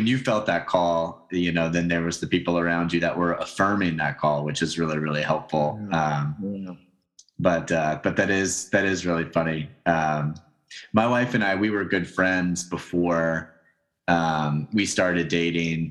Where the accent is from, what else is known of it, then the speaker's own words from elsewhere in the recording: Tennessee, United States; I'm from Tennessee